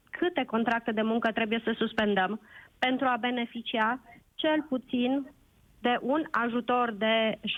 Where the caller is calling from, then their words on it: Sibiu, Sibiu County, Romania; vă sunt din Sibiu cu trei întrebări